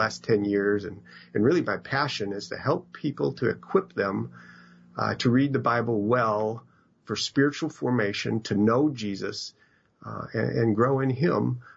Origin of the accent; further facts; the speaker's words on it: Madison, Wisconsin, United States; I grew up in Madison, Wisconsin.